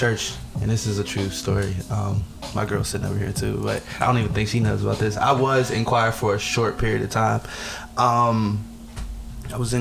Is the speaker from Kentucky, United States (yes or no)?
no; Pittsburgh, Pennsylvania, United States; also born or lived in Woodland Hills; I'm from the Hill District